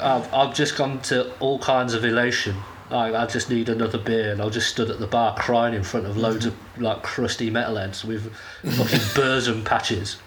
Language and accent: English; United Kingdom; in my home country at one of my favourite British festivals